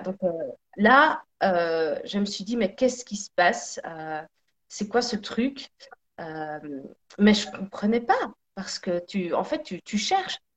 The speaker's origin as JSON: {"language": "French", "country": "Belgium", "tie": "born or raised there", "also_born_or_lived": "Sicily (ancestry)", "said": "on est tous les deux siciliens. Donc euh, même si je suis née en Belgique, euh, j'ai deux parents nés en Sicile"}